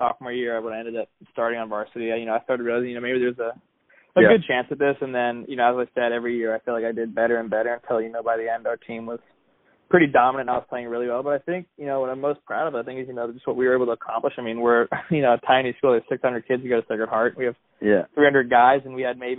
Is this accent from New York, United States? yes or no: no; Menlo Park, California, United States; I grew up in Menlo Park, California. Grew up there my whole life with my family. Same house my whole life.